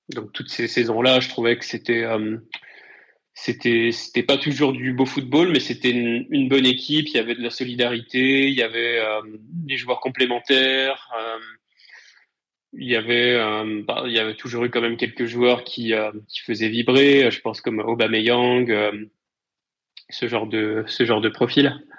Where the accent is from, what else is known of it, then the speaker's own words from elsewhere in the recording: Rive-de-Gier, Auvergne-Rhône-Alpes, France; also born or lived in Saint-Étienne; je suis originaire de la Loire. Plus précisément, j'ai grandi sur le secteur Saint-Joseph, Rive de Gier